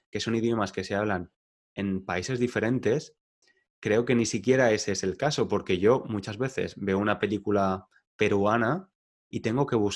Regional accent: Spain; accent: Spanish; mi acento no es parisino, mi acento es español y muy español.

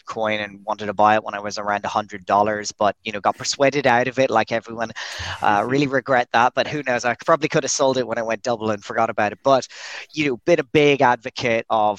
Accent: Dublin, Leinster, Ireland; moved away as an adult; also born or lived in Dubai; now in Brazil; I'm Irish. I'm from Dublin, not too far away from you guys, but I'm currently halfway across the world in Brazil

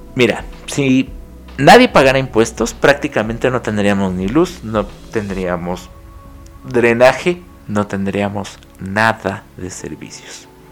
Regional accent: Mexico; somos 130 millones de mexicanos viviendo en este país

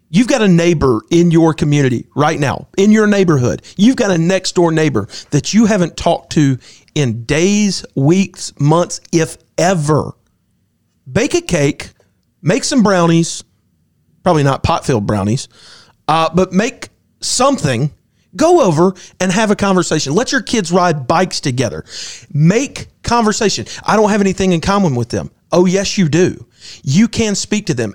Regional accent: United States; I'm an American

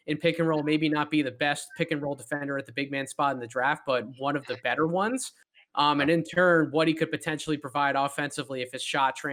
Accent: Philadelphia area, Pennsylvania, United States; I'm from the Philadelphia area or close enough to the Philadelphia area rooting for the hometown 76ers

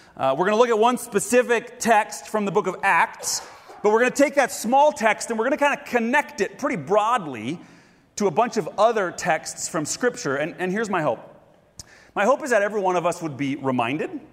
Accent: Grand Rapids, Minnesota, United States; moved away; my hometown, Grand Rapids, Minnesota

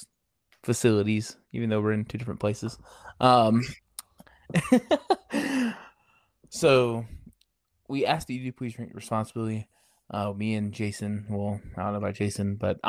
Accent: Mississippi, United States; where I'm from. I hope. Good old Mississippi.

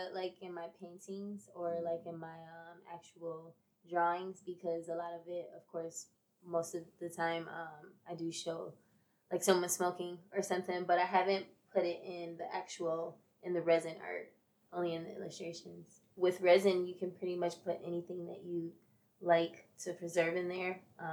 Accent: Rochester, New York, United States; Rochester, New York.

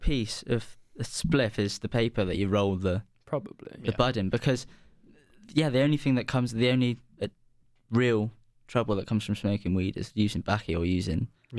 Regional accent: Devon, South West England, United Kingdom; I come from Devon, and Devon's very pretty.

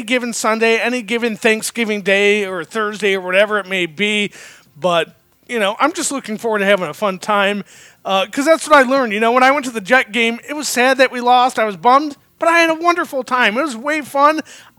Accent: Metro Detroit, Michigan, United States; moved away; both my wife and I grew up in Metro Detroit. Myself right in between Detroit and Ann Arbor.

